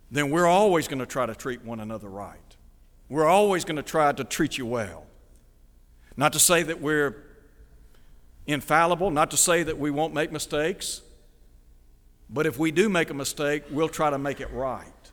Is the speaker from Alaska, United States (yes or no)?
no; Chattanooga, Tennessee, United States; moved away as an adult; also born or lived in Nashville; now in Mid-South, United States; I grew up in Chattanooga, lived for many years there, graduating from high school